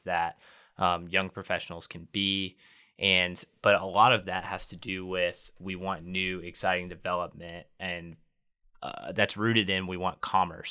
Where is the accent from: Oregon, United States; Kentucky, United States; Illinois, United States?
Kentucky, United States; Lexington; I grew up in Lexington, um, stayed around.